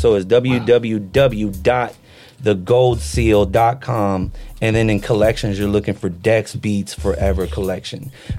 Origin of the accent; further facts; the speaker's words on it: Philippines; but I'm a Filipino motherfucker, so we got pasalubongs for the brothers.